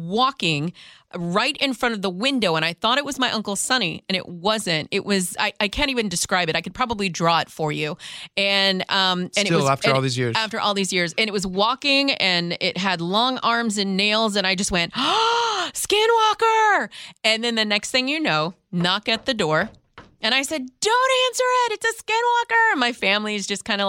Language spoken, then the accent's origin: English; Texas, United States; now in Washington, United States; growing up in Texas